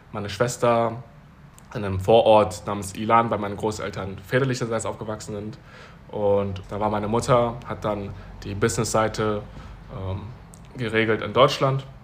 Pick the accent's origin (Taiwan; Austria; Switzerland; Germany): Taiwan; born there; dass ich 1997, wie gesagt, in Taiwan geboren wurde